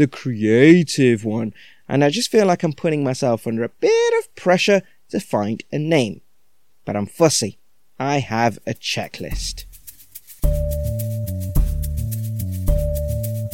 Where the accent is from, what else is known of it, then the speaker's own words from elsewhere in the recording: United Kingdom; we're British Indians